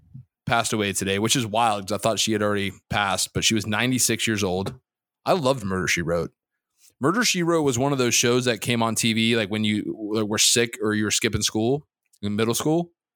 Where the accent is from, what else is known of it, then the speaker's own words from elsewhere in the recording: Dhahran, Eastern Province, Saudi Arabia; born there; Complete transparency. I was born in Dahran, Saudi Arabia.